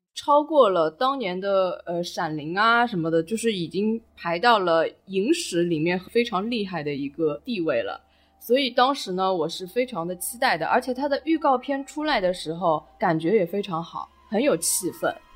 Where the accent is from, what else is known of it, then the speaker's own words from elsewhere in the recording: China; 其实对我们中国人来说，这种概念